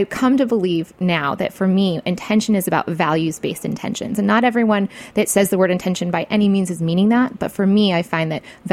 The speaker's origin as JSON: {"language": "English", "region": "Michigan", "country": "United States", "said": "I was from Michigan"}